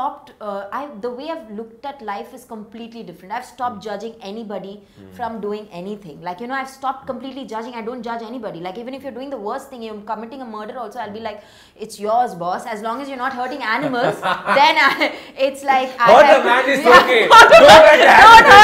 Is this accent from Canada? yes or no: no; Chennai, Tamil Nadu, India; I'm from Chennai.